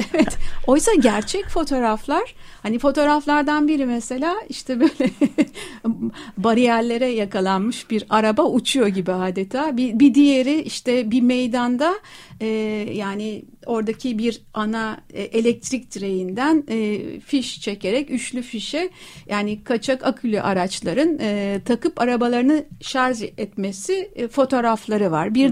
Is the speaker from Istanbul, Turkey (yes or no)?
yes; Princes' Islands, Istanbul, Turkey; İşte ben doğma büyüme adalıyım